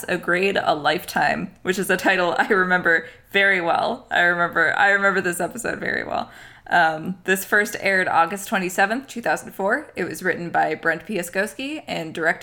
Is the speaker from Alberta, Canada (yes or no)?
yes; Alberta, Canada; We were raised in Alberta